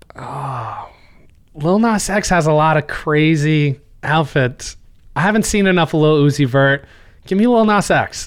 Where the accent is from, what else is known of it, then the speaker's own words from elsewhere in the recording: New Jersey, United States; We're from New Jersey